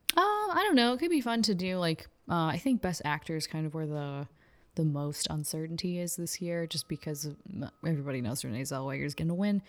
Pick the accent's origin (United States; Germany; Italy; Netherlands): United States; Houston, Texas; moved away as an adult; I grew up in Houston